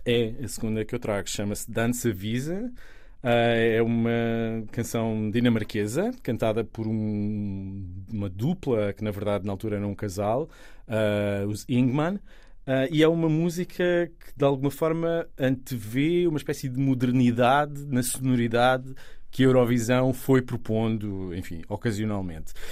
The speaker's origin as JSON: {"language": "Portuguese", "town": "Sesimbra", "region": "Setúbal", "country": "Portugal", "also_born_or_lived": "Istanbul / Rome", "said": "eu sou de Sesimbra"}